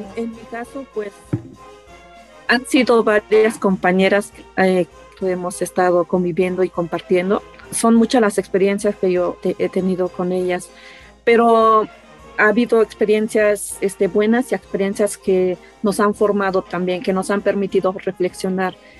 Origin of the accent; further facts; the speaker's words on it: Tlahuitoltepec, Oaxaca, Mexico; originaria de Tlaltoltepec